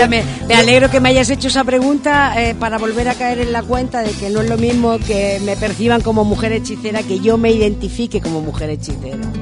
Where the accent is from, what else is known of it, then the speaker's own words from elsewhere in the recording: Madrid, Community of Madrid, Spain; now in Maspalomas, Spain; yo soy de Madrid